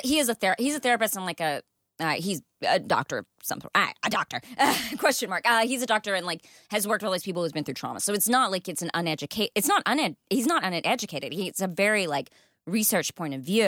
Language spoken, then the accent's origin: English; Texas, United States; now in Los Angeles, United States; I grew up in Texas, th-, where there's snakes in the pools